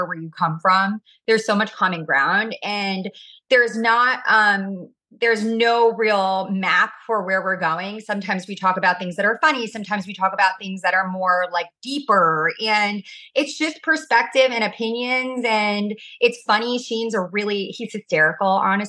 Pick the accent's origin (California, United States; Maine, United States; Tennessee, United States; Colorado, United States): California, United States; Orange County; I am obviously from Orange County